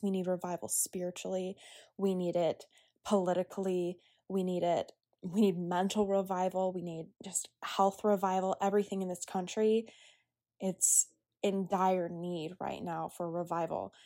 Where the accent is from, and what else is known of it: United States